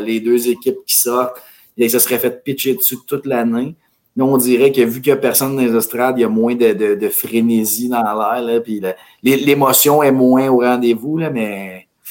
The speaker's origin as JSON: {"language": "French", "town": "Mirabel", "region": "Quebec", "country": "Canada", "said": "On vient de Mirabel"}